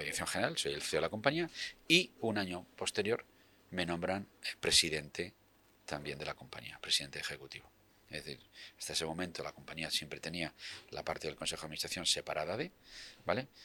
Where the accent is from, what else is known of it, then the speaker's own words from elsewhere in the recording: Region of Murcia, Spain; moved away as an adult; now in Madrid, Spain; yo soy murciano